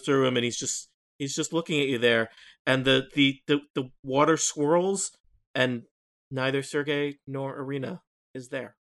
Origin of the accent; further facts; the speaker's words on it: Nebraska, United States; moved away; I grew up in Nebraska